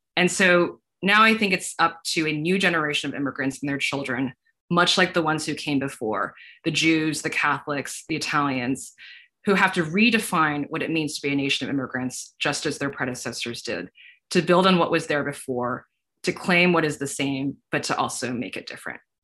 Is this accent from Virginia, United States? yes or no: yes; Northern Virginia, United States; I'm from the Northern Virginia area.